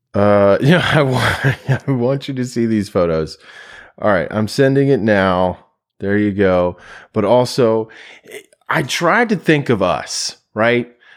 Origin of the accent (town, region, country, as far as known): United States